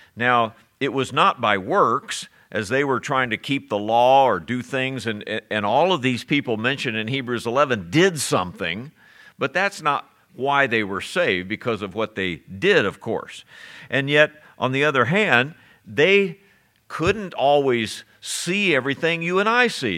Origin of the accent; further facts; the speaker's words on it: Ohio, United States; my childhood growing up in Ohio